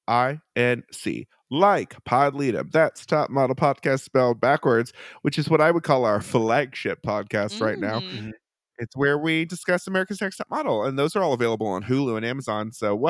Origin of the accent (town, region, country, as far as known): California, United States